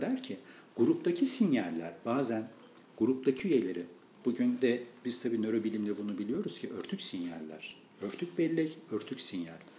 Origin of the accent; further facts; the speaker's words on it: Erzincan, Turkey; moved away; ben memleketimden bilirim. Bizim Erzincan'da böyle çok verimli olan bir bölge vardı.